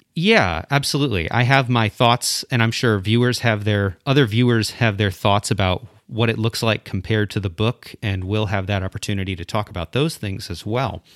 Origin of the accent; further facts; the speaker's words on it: South Central Michigan, United States; now in Wilmore, United States; I am from, uh, originally from, like, suburban Michigan, South Central Michigan area